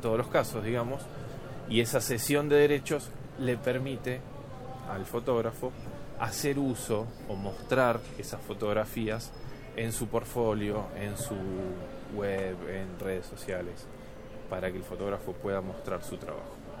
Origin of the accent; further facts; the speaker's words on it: Argentina; acá en, en mi país